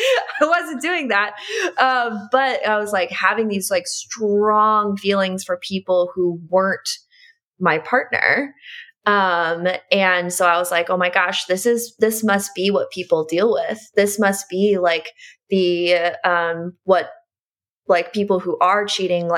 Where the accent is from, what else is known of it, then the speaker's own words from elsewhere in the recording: Midwest, United States; I grew up in the Midwest.